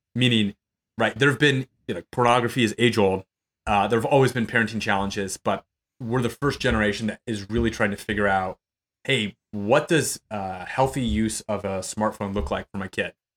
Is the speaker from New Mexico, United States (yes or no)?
yes; New Mexico, United States; now in Austin, United States; I'm originally from New Mexico